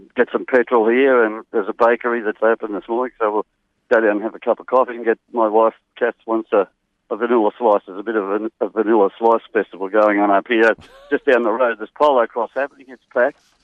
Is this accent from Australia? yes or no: yes; Young, New South Wales, Australia; I come from Young originally